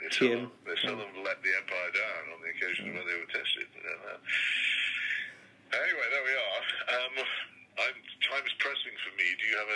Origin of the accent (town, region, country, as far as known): England, United Kingdom